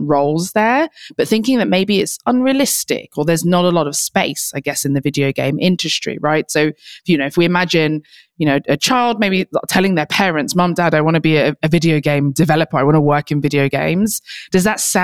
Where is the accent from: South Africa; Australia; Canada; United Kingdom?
United Kingdom; I am a British social entrepreneur and computer scientist